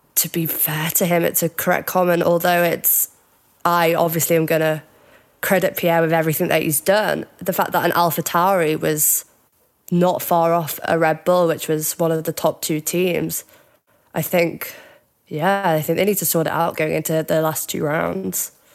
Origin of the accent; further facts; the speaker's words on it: Cheshire, North West England, United Kingdom; now in Glasgow, United Kingdom; I am actually from Cheshire near Liverpool, but I'm up in Glasgow